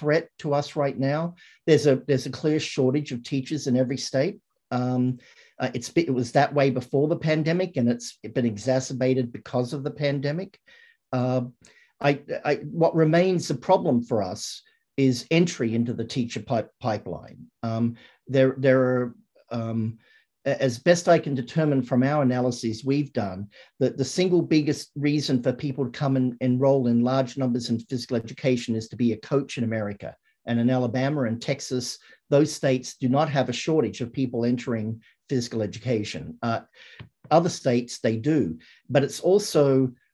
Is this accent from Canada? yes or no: no; Australia; moved away; When I grew up in Australia